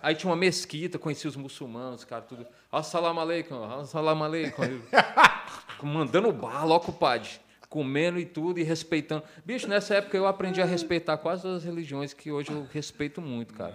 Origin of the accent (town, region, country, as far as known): Ceará, Brazil; also born or lived in United States